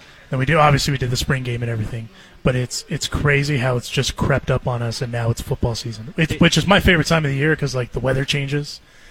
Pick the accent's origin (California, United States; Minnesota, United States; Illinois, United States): California, United States; I'm from California